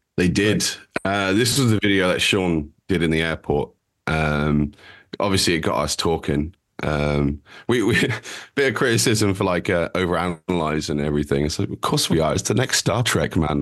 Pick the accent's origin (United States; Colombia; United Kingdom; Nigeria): United Kingdom; we're, we're British